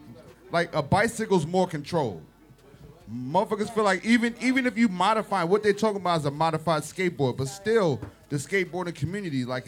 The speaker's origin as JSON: {"language": "English", "region": "California", "country": "United States", "tie": "born or raised there", "moved": "yes", "said": "I grew up in Cali"}